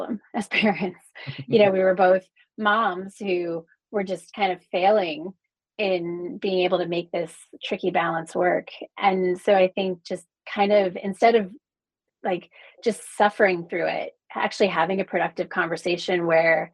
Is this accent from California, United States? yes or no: no; New Jersey, United States; also born or lived in Frankfurt, Germany / New York; now in Los Angeles, United States; I was actually raised in New Jersey